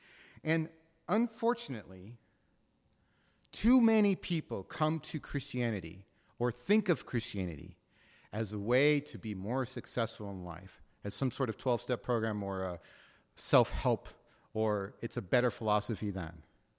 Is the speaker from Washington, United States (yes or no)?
yes; Seattle, Washington, United States; Now, recognize, I'm from Ballard, right? And you all know where Ballard is. It's on the other side of the cut, right?